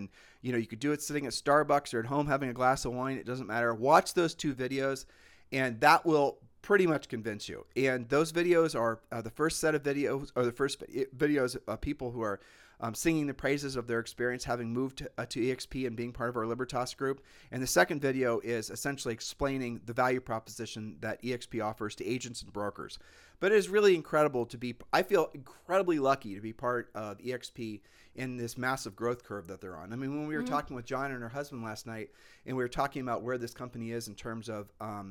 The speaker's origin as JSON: {"language": "English", "country": "Puerto Rico", "said": "We're from Puerto Rico, people."}